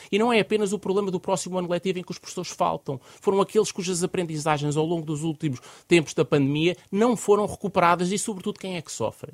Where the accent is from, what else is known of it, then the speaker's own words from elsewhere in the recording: Portugal; enquanto portugueses